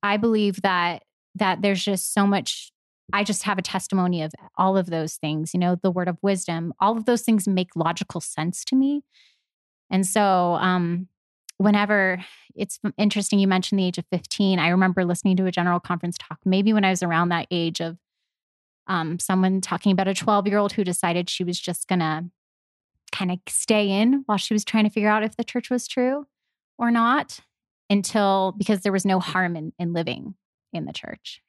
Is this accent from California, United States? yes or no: yes; Los Angeles, California, United States; I'm from Los Angeles